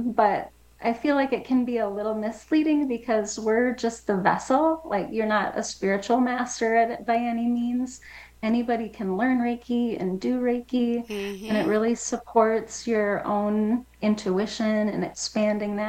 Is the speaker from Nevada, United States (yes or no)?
no; Wisconsin, United States; moved away as an adult; also born or lived in New Mexico; now in Las Cruces, United States; I'm from Wisconsin originally